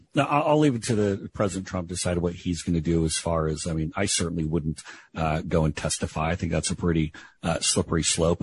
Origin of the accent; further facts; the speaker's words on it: Seattle, Washington, United States; I was born at the Group Health Hospital on Capitol Hill in uh, in Seattle